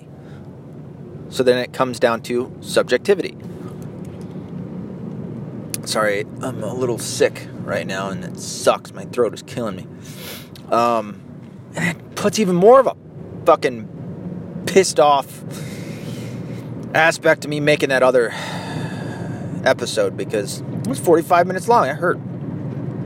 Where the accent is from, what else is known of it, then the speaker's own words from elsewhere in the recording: United States; Because I'm an American. It's my home.